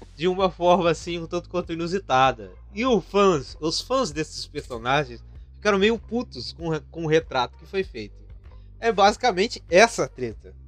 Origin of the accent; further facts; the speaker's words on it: Brazil; como brasileiro